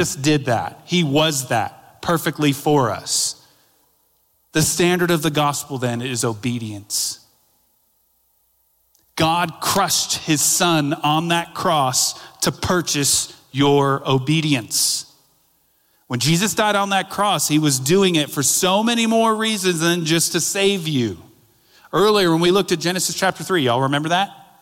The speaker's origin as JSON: {"language": "English", "town": "Daytona Beach", "region": "Florida", "country": "United States", "tie": "born or raised there", "moved": "yes", "said": "my hometown of Daytona Beach"}